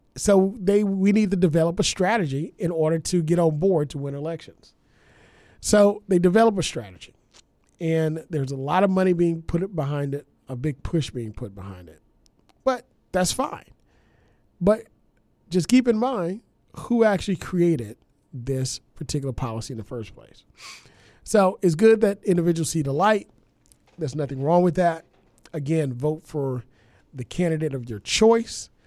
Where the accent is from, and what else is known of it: Louisiana, United States; born or raised there; moved away